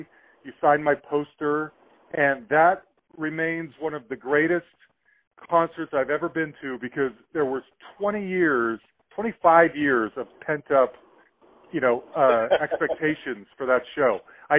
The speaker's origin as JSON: {"language": "English", "town": "Salt Lake City", "region": "Utah", "country": "United States", "tie": "born or raised there", "lives_now": "Louisville, United States", "said": "Growing up in Salt Lake, bands didn't come through there very often."}